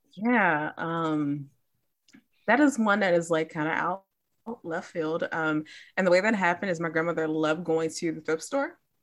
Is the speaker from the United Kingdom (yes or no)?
no; Chicago, Illinois, United States; I grew up in Chicago